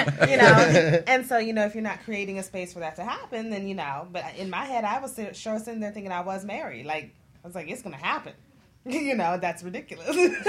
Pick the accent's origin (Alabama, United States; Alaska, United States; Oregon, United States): Alaska, United States; Fairbanks; moved away as an adult; now in Florida, United States; I'm from Fairbanks, Alaska